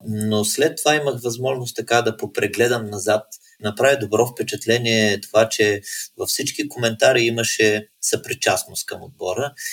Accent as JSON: {"language": "Bulgarian", "country": "Bulgaria"}